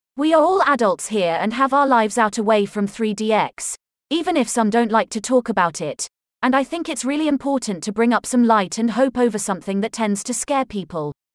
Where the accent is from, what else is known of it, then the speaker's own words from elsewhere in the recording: North East England, United Kingdom; I'm from the northeast of England.